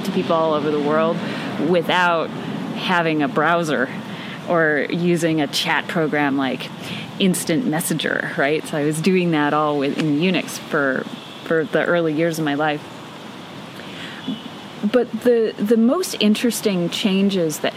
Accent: Boyne Falls, Michigan, United States; also born or lived in Detroit area, Michigan; So at about age six, we left the Detroit area and moved into the Great North Woods of northern Michigan to this little Polish logging village called Boyne Falls.

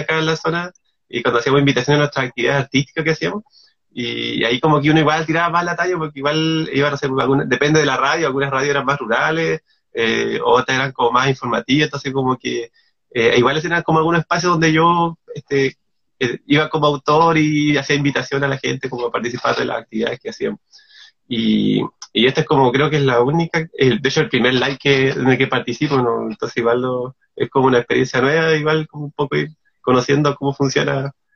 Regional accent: Castro, Los Lagos, Chile; also born or lived in Puerto Montt; mi infancia, eh, mi infancia, adolescencia en Castro, en, específicamente como el sector de Gamboa, yo, yo, ahí me crecí

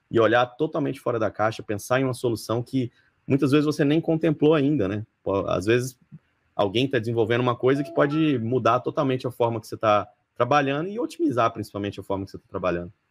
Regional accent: Palmas, Tocantins, Brazil; now in São Paulo, Brazil; eu sou de Tocantins, né? Conforme eu mencionei, eu sou de Palmas Tocantins, me formei lá.

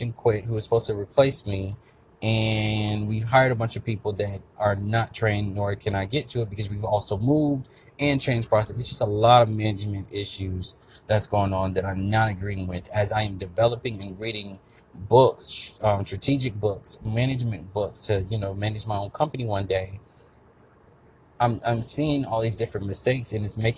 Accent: Florida, United States; I'm from Florida.

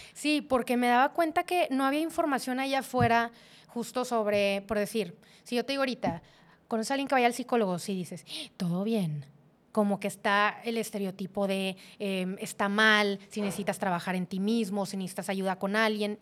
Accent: Monterrey, Nuevo León, Mexico; moved away as an adult; also born or lived in Saltillo; como típica regia

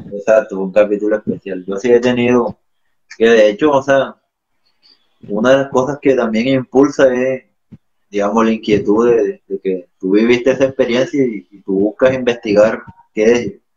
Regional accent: Barranco de Loba, Bolívar, Colombia; moved away; de mi pueblo que es Barranco

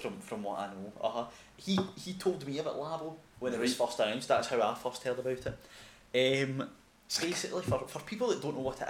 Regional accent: Coatbridge, Scotland, United Kingdom; the gentleman from my hometown, Coatbridge

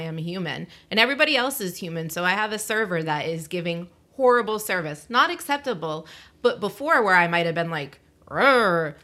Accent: Massachusetts, United States; I'm from Massachusetts

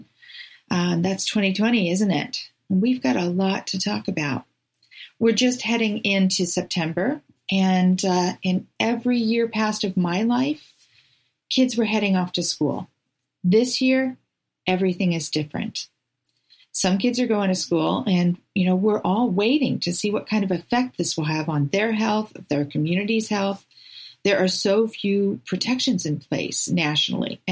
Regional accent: California, United States; now in Oregon, United States; I grew up in California

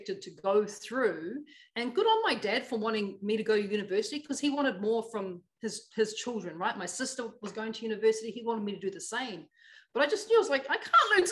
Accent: Auckland, New Zealand; I grew up in Otara, Auckland, South Auckland, I should say, New Zealand

